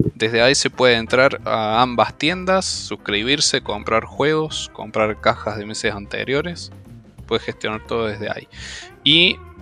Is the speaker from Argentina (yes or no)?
yes; Córdoba, Argentina; now in Villa María, Argentina; Somos todos de Córdoba